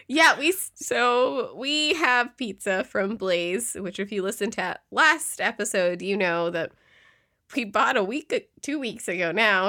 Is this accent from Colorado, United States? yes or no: no; Yolo County, California, United States; I grew up in YOLO